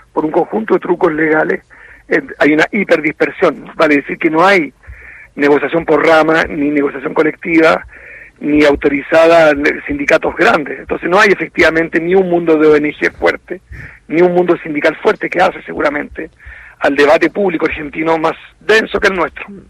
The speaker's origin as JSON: {"language": "Spanish", "country": "Chile", "said": "Me cuesta estar en mi país"}